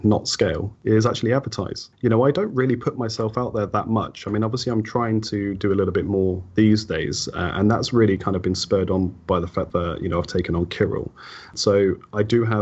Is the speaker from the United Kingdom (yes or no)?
yes; Wellingborough, East Midlands, United Kingdom; my hometown, right, Wellingborough